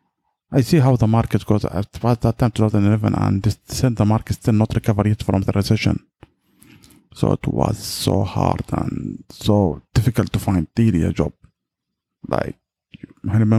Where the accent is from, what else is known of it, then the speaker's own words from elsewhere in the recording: Yemen; I'm from Yemen